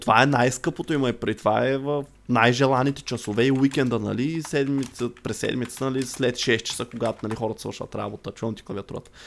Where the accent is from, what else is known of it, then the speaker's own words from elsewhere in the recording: Targovishte, Targovishte Province, Bulgaria; now in Sofia, Bulgaria; аз не съм от София, от търговище съм. И когато израсвах, там наистина нямаше игрища.